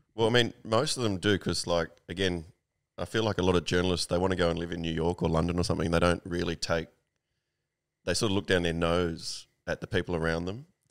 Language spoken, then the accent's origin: English; Sydney, New South Wales, Australia; I'm born in nineteen eighty, and I grew up in Balmain